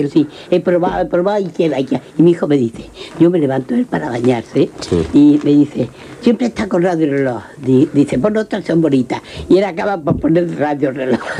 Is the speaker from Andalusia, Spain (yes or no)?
yes; Almería, Andalusia, Spain; andaluz, sí. para hablar, yo como soy de Almería